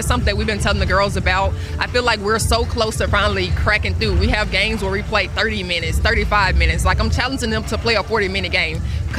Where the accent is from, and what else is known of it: Tennessee, United States; born or raised there